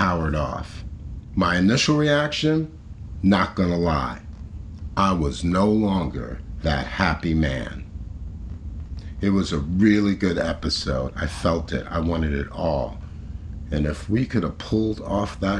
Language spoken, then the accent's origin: English; New York City, New York, United States; based in my hometown, NYC